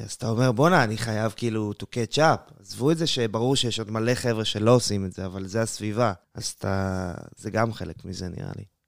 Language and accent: Hebrew; Matan, Central District, Israel; moved away as an adult; now in Beersheba, Israel; אני במקור מיישוב מתן בדרום השרון, שם גדלתי וחונכתי